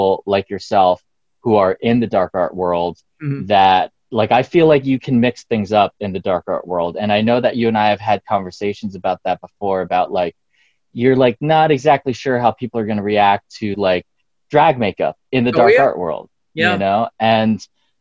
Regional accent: Pennsylvania, United States; moved away; also born or lived in San Francisco; I grew up mostly in Pennsylvania

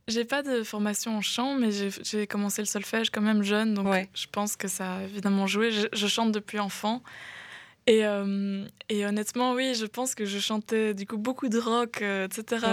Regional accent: near Grez-Doiceau, Walloon Brabant, Wallonia, Belgium; now in Brussels, Belgium; Quand j'étais petite, euh, j'étais près de Aigezé

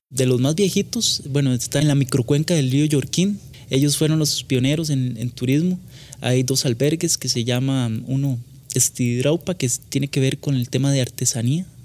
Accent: Costa Rica; Como costarricenses existe un gran desconocimiento sobre las culturas indígenas. Desgraciadamente la educación nuestra los invisibiliza, se dice que Costa Rica es un país que todos somos igualiticos, ¿verdad?

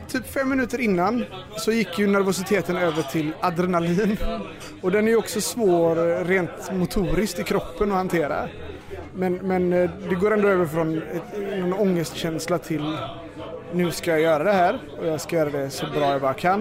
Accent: Gothenburg, Västra Götaland, Sweden; jag kommer från Majorna

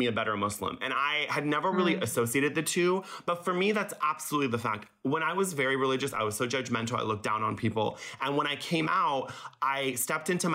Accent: Laguna Beach, California, United States; English is a second language; I grew up in Laguna Beach

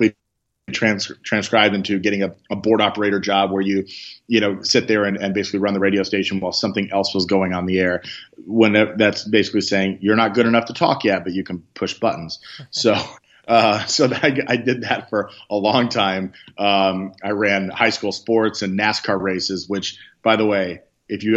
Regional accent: Benton, Illinois, United States; moved away; also born or lived in San Francisco; I literally grew up next door to a radio station in my hometown of Benton, Illinois, a small town in Southern Illinois

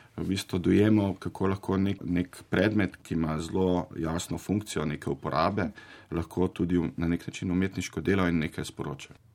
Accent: Zagorje ob Savi, Zasavje, Slovenia; sam sem sicer iz Zagorja

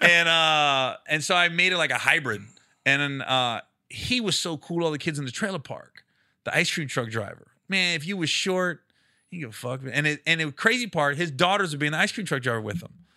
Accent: Midwest, United States; I'm from the Midwest, but I live in the cities

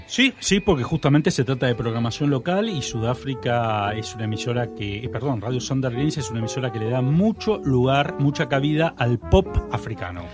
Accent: Argentina; desde nuestro país, desde la Argentina

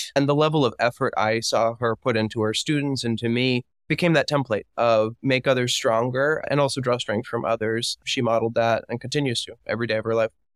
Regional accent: Miami, Florida, United States; moved away as an adult; I am from Miami, Florida

